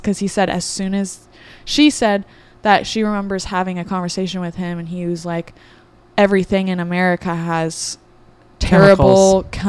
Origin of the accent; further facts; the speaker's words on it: Orange County, California, United States; also born or lived in Los Angeles; I'm born and raised in Orange County